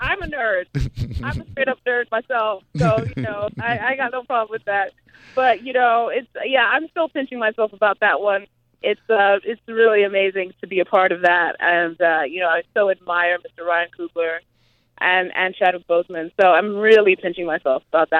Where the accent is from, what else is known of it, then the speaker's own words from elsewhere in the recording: Zimbabwe; also born or lived in Grinnell, Iowa, United States; now in United States; I grew up in Zimbabwe